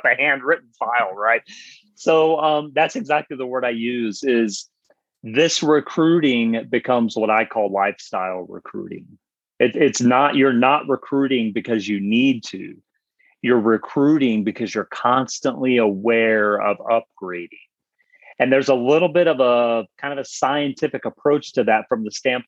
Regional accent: the South, United States; I'm from the South

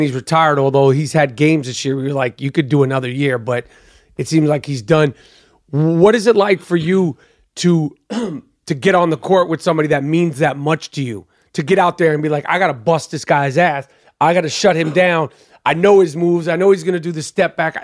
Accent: New York, United States; I'm from New York

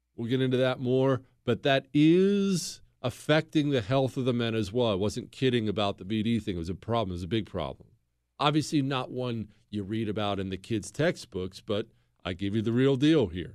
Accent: Bozeman, Montana, United States; moved away; also born or lived in Ohio; I grew up in Bozeman, Montana

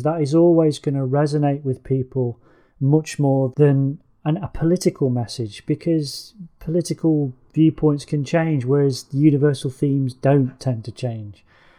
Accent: England, United Kingdom; As an Englishman

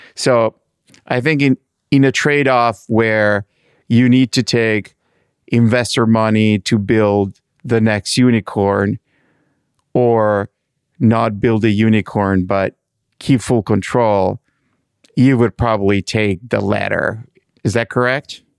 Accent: Milan, Lombardy, Italy; I'm from Milano.

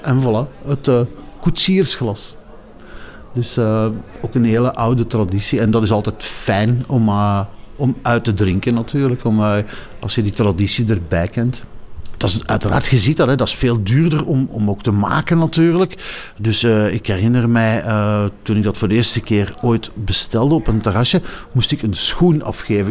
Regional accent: Belgium; als Belgen

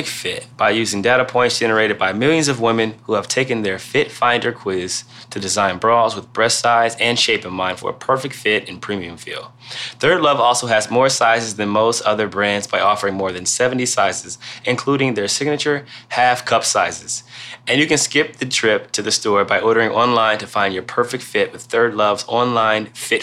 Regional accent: Canton, Ohio, United States; I'm from Canton and I've been watching it my whole life.

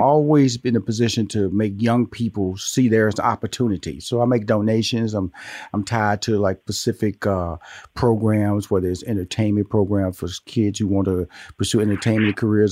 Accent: Houston, Texas, United States; also born or lived in Atlanta, Georgia; I'm born and raised in Houston, Texas

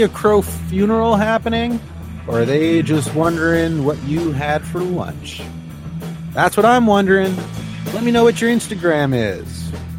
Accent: Canada; I am Canadian

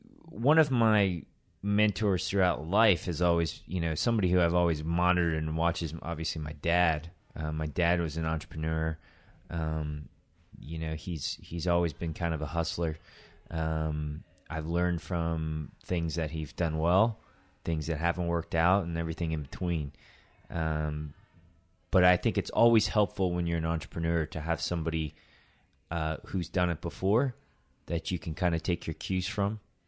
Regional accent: Tokyo, Japan; I was born in Tokyo. I'm not Japanese. My mom's Chinese. My dad is a Jewish American guy from New York.

